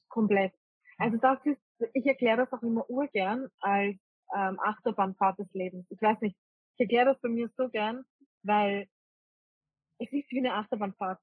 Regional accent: Vienna, Austria; moved away as an adult; also born or lived in rural Austria; ursprünglich komme ich eigentlich aus Wien. Und ich bin eigentlich eine typische Wienerin

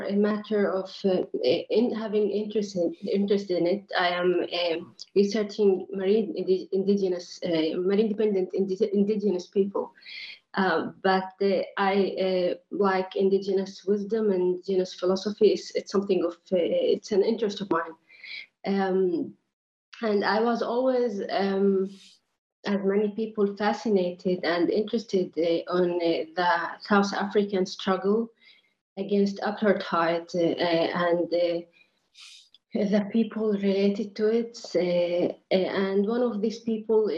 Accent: Nazareth, Northern District, Israel; moved away as an adult; now in Vienna, Austria; I am Palestinian from Nazareth. I am in Vienna for my studies

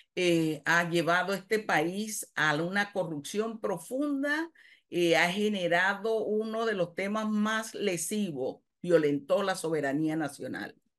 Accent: Panama; soy panameña

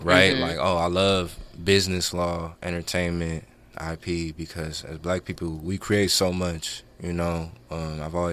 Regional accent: Cerritos, California, United States; No, I'm from Cerritos.

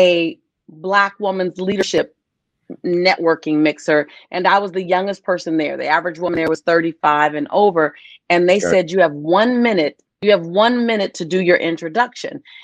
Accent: Los Angeles, California, United States; moved away as an adult; also born or lived in San Diego, United States; now in Nassau, Bahamas; I grew up in Los Angeles

